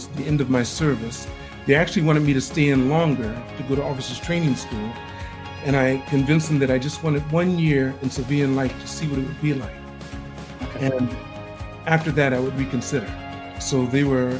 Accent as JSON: {"language": "English", "town": "Los Angeles", "region": "California", "country": "United States", "tie": "born or raised there", "also_born_or_lived": "Puerto Rico", "moved": "as an adult", "lives_now": "Tokyo, Japan", "said": "I grew up in Los Angeles, and the reason why I came to Japan is because I was drafted"}